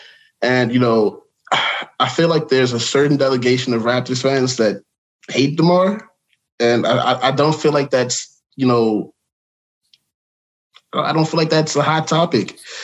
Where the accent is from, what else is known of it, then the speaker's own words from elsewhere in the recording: Chicago, Illinois, United States; now in Dallas, United States; even though I live in Dallas now, I'm from Chicago